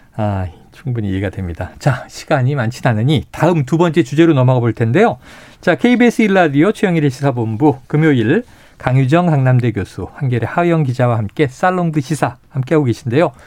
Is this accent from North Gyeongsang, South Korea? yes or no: no; Seoul, South Korea; 서울에서 자란 저는